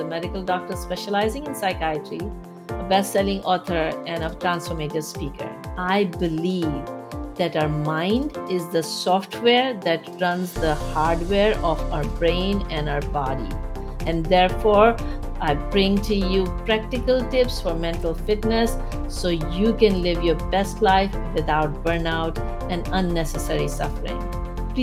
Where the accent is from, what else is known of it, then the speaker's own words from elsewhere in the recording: Pakistan; moved away as an adult; I'm from Pakistan